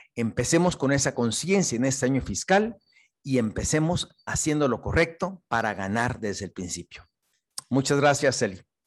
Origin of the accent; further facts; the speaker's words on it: Mexico; soy un bambuzote mexicano